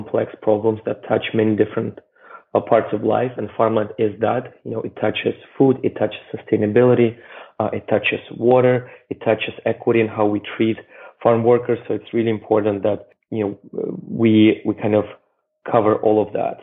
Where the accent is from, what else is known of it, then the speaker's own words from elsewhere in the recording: Russia; moved away; I grew up in Russia in the 90s